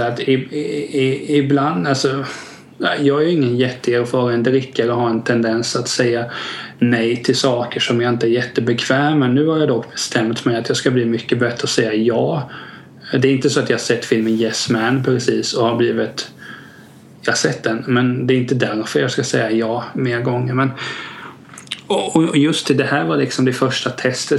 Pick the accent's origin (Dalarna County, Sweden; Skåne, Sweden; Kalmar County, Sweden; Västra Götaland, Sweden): Kalmar County, Sweden; Vena; där jag växte upp i Vena